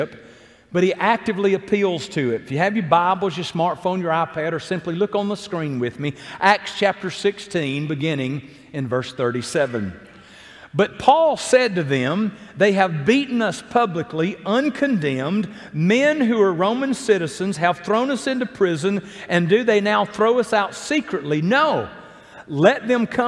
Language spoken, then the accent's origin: English; Athens, Alabama, United States; moved away; when I arrived back to my hometown of Athens almost 7 years ago now, it was good to be home. And yet, the city that I was born and raised in has changed